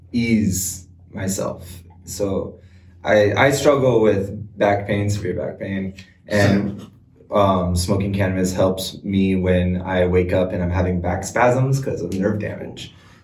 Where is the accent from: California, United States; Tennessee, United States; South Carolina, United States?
California, United States; Montebello; also born or lived in Sicily; I'm originally from Southern California